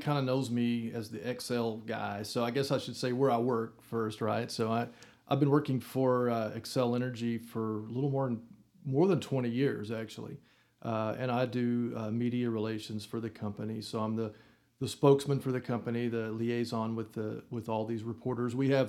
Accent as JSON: {"language": "English", "town": "Wellington", "region": "Texas", "country": "United States", "tie": "born or raised there", "also_born_or_lived": "Austin, Texas", "moved": "as an adult", "lives_now": "Amarillo, United States", "said": "I grew up in Wellington, Texas, which is 100 miles away. So Amarillo is sort of like home in that respect because we came to Amarillo all the time."}